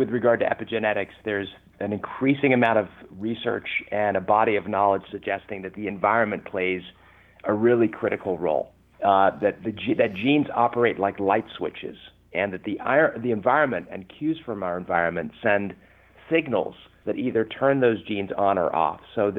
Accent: California, United States; accent: English; also born or lived in London, United Kingdom; I was 8 years old when I came to the U.S. I was born in London, England, and I can tell you, you know, at age 8, having an English accent in Southern California is not very cool.

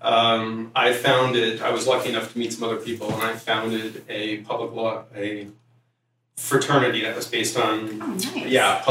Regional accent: Middletown, New Jersey, United States; now in San Diego, United States; I'm originally from New Jersey

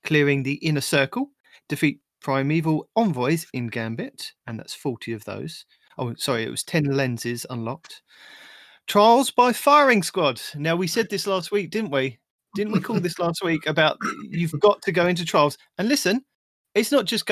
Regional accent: United Kingdom; I am your British host

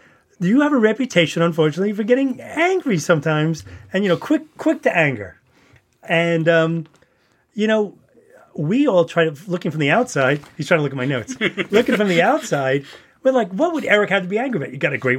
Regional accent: New York City, New York, United States; also born or lived in Yonkers; we grew up in the Bronx in a small apartment

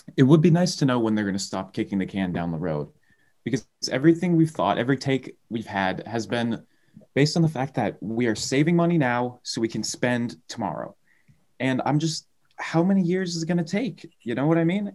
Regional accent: Massachusetts, United States; my home state

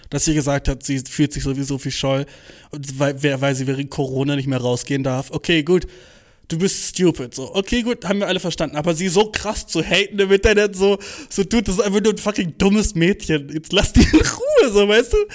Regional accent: Turkey; ey Bruder, ich bin Türke.

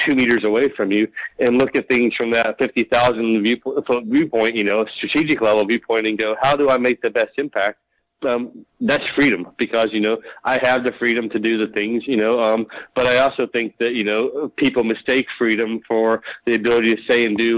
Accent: United States; moved away as an adult; also born or lived in Chicago; now in Australia; as an American

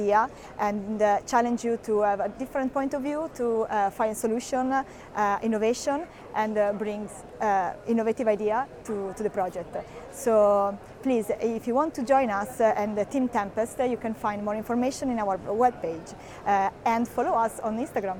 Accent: Italy; accent: Italian; English is a second language; now in United Kingdom; as you can hear from my accent, I'm Italian

